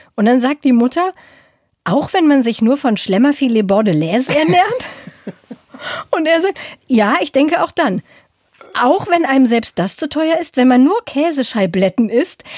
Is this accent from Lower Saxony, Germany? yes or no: yes; Braunschweig, Lower Saxony, Germany; aus meiner Heimatstadt Braunschweig